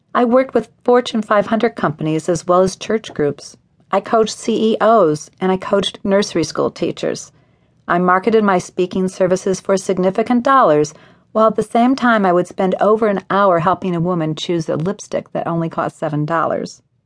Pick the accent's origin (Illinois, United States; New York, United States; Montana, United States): Illinois, United States; Evanston; Evanston, Illinois, my hometown